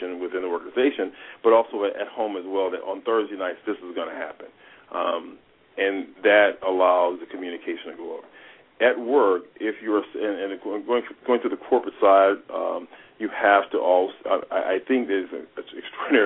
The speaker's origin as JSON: {"language": "English", "town": "Toledo", "region": "Ohio", "country": "United States", "tie": "born or raised there", "moved": "yes", "lives_now": "Los Angeles, United States", "said": "I grew up in Toledo, Ohio. I live in Los Angeles"}